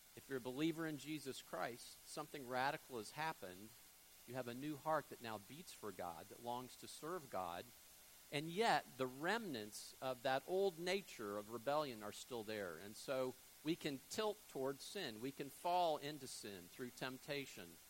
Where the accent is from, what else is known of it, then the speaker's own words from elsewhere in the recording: Fort Lauderdale, Florida, United States; moved away as an adult; also born or lived in Jackson, Mississippi; now in Panama City, United States; I grew up in South Florida, Fort Lauderdale